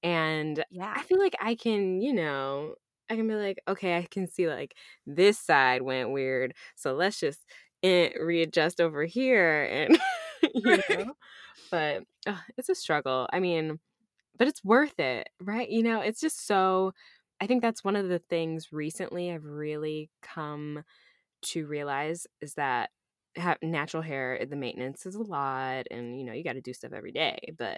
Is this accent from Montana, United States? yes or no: no; Rochester, New York, United States; also born or lived in Ithaca, New York; I grew up in Rochester, New York. So upstate New York.